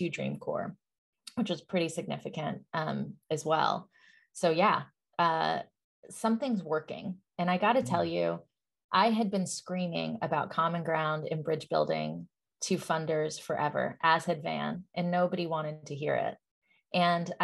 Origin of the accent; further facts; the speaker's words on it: Atlanta, Georgia, United States; I grew up in Atlanta, Georgia, in the South, and my parents were immigrants.